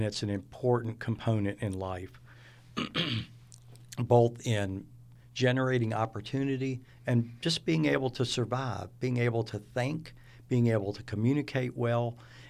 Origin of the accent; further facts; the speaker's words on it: Mobile, Alabama, United States; also born or lived in Buffalo; So I grew up in Mobile. I was actually learned how to speak in Buffalo, New York. So I had a little bit of adjustment once I moved back down to the South.